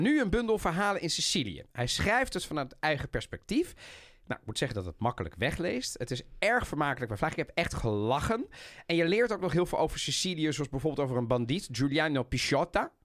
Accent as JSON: {"language": "Dutch", "town": "The Hague", "region": "South Holland", "country": "Netherlands", "tie": "born or raised there", "said": "ik als kleine jongen in Den Haag"}